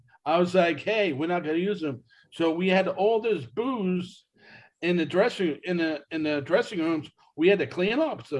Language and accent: English; East Coast, United States; they knew I was from the East Coast, and I started becoming friends with them